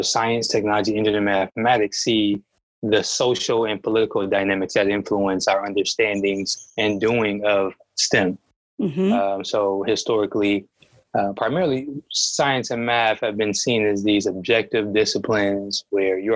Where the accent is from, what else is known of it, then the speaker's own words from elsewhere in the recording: Detroit, Michigan, United States; being a Black man growing up in Detroit, even when I left to go to school, I knew that I wanted to return